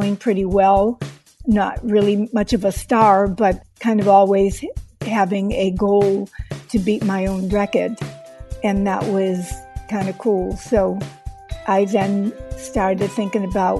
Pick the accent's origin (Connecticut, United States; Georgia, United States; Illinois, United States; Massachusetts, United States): Massachusetts, United States; Boston; moved away; living and growing up in Boston